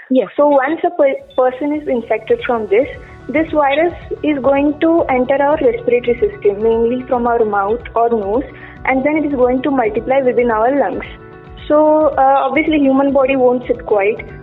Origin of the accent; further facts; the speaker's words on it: Hubli, Karnataka, India; I am from Hubli, Karnataka.